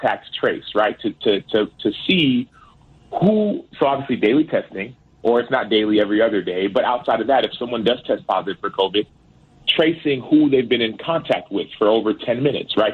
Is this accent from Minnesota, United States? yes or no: no; Dallas, Texas, United States; born or raised there